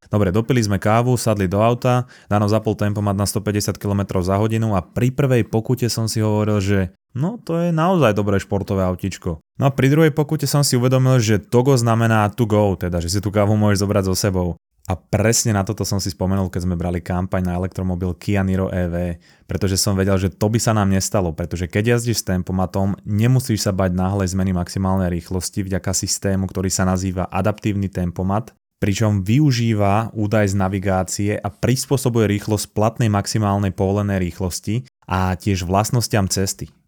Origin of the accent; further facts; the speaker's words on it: Slovakia; moved away as an adult; also born or lived in Vancouver, Canada; ja som odchádzal zo Slovenska s tým, že ja som tu mal vybudované proste zázemie, mal som tu priateľku, mal som tu kamošov